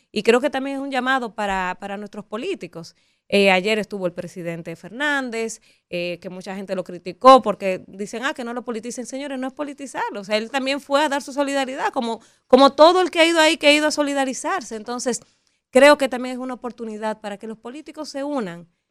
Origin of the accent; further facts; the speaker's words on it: Dominican Republic; lo que somos capaces los dominicanos